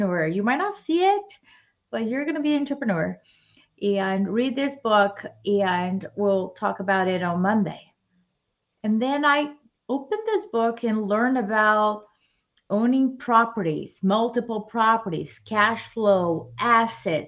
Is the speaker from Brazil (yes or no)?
yes; Brazil; moved away as an adult; now in United States; I was born and raised in Brazil, and I came to the US to pursue my master's